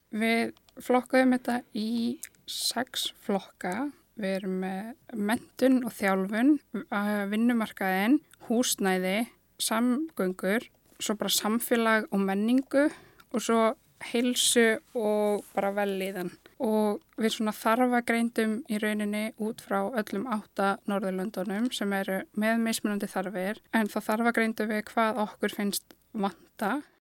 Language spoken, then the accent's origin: Icelandic; Akranes, Western Region, Iceland; moved away as an adult; also born or lived in Reykjavík / Hvammstangi; now in Akureyri, Iceland; Ég er alin upp á Akranesi og bý núna á Akureyri